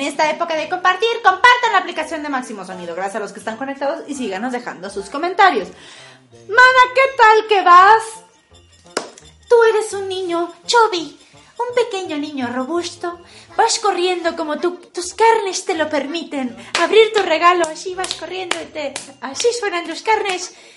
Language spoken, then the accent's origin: Spanish; Torreón, Coahuila, Mexico; en el pinche desierto de Torreón